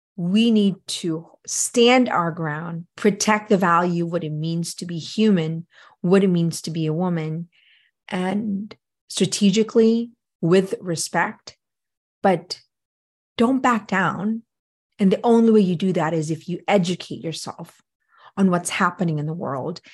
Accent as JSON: {"language": "English", "country": "Philippines", "tie": "born or raised there", "moved": "yes", "lives_now": "United States", "said": "I grew up in the Philippines"}